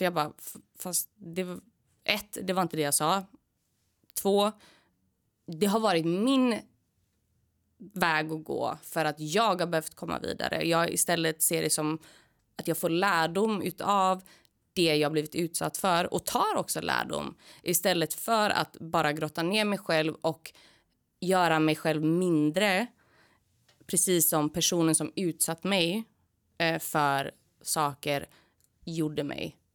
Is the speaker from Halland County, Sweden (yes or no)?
no; Gothenburg, Västra Götaland, Sweden; born or raised there